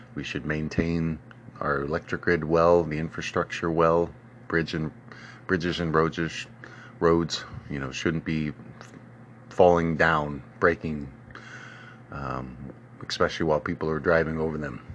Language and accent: English; United States; My hometown of Old Carbert's